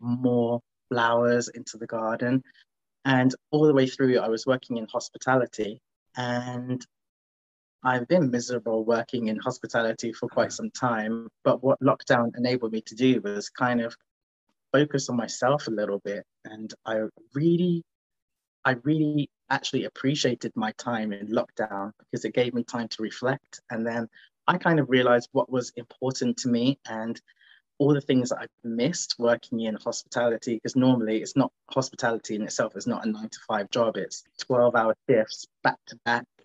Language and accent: English; London, United Kingdom; moved away as an adult; now in Manchester, United Kingdom; originally I'm from London and I went to uni in Manchester.